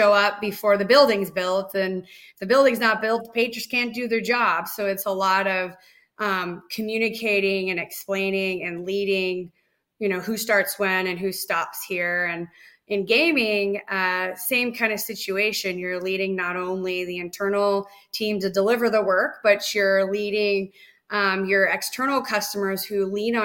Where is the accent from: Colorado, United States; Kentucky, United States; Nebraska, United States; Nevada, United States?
Nevada, United States; I grew up in Nevada